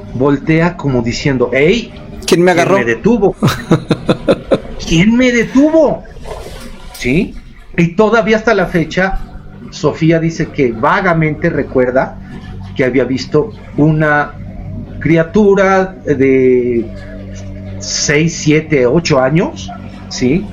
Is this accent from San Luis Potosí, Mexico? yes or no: yes; San Luis Potosí, Mexico; moved away; also born or lived in Montreal, Canada / Mexico City; yo no soy de la Ciudad de México, yo soy de San Luis Potosí